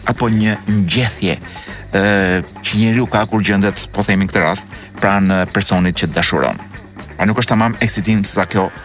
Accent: Albania

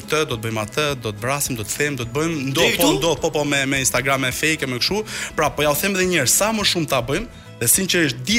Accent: Albania; Unë si gjithë shqiptar.

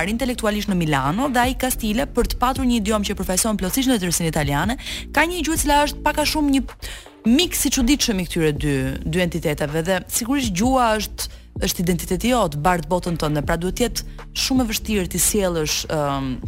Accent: Shkodër, Shkodër County, Albania; accent: Gheg; un vet jam geg me origjinë, jam nga Shkodra.

